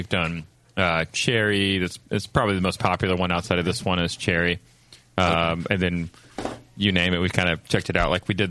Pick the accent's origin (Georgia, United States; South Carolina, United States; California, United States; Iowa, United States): Georgia, United States; Atlanta; we're from Atlanta.